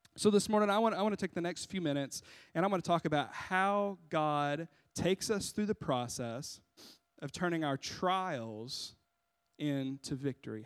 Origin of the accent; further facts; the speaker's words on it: United States; We, as Americans